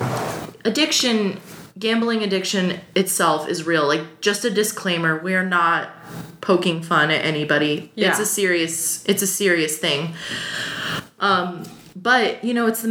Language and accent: English; Omaha, Nebraska, United States; I grew up here in Omaha, Nebraska